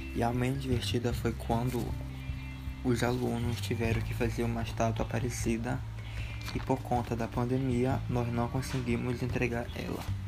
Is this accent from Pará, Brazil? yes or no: yes; Belém, Pará, Brazil; moved away; sou de Belém do Pará e tenho apenas 3 meses na cidade